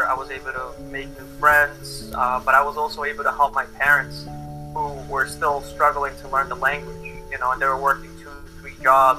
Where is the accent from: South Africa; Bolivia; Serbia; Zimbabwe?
Bolivia; also born or lived in Boston, United States; now in United States; I was born in Boston, but I grew up in Bolivia and then raised in America again. So I never really fully belonged in Bolivia.